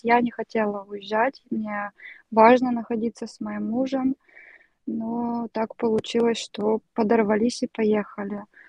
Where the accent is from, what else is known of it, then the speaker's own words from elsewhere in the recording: Russia; also born or lived in Kyiv, Ukraine / China / Beirut, Lebanon; now in Lithuania; по акценту все равно слышно, что я не из Украины